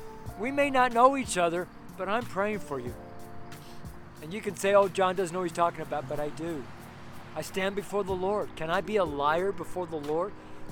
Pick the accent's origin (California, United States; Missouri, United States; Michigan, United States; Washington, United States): California, United States; I'm from Northern California, so I'll know all about tree huggers.